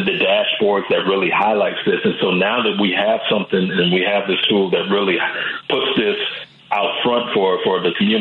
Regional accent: the South, United States; growing up in a Black home and growing up in the South

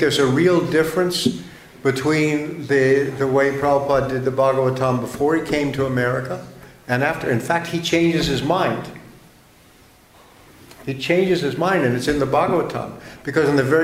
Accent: United States

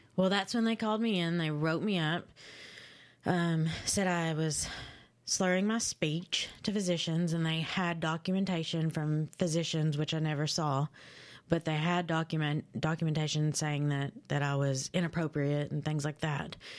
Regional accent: London, Kentucky, United States; London, Kentucky. Yep, uh, I was born and raised there

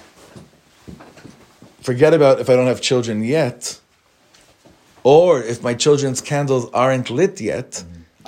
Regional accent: Los Angeles, California, United States; now in Israel; I grew up on Highland Avenue in Los Angeles

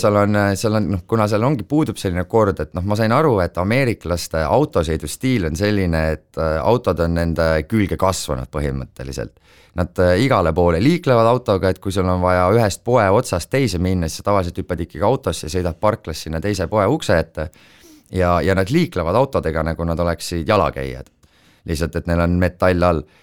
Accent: Estonia; ma olen Eestist

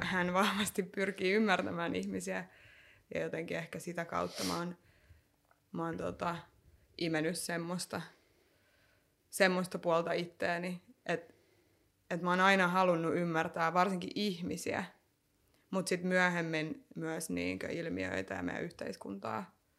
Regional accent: Lahti, Päijät-Häme, Finland; also born or lived in North Karelia; mä oon syntynyt Pohjois-Karjalassa ja sit mä oon kasvanut Lahdessa, anteeksi Lahessa

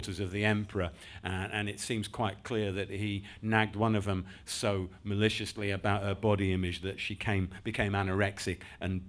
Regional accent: Yorkshire and the Humber, United Kingdom; also born or lived in London; I grew up in West Yorkshire, moved up to Yorkshire actually when I was seven from London

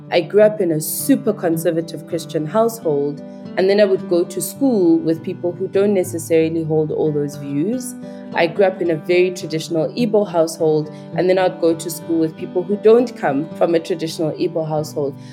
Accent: Queenstown, Eastern Cape, South Africa; accent: Nigerian; also born or lived in Nigeria; I grew up in Queenstown, now known as Ekomani in South Africa

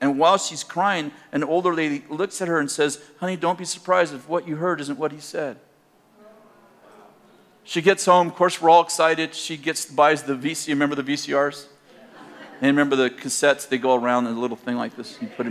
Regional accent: Weaverville, California, United States; also born or lived in Redding, California; But Reading is not my hometown. Weaverville is.

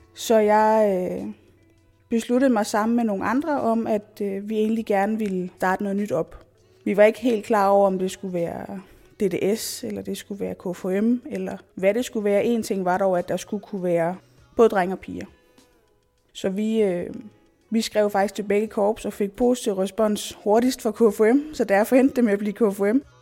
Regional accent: Nakskov, Zealand, Denmark; also born or lived in Odense; jeg er jo født og opvokset hernede. Født i Nakskov og har boet i lokalområdet altid

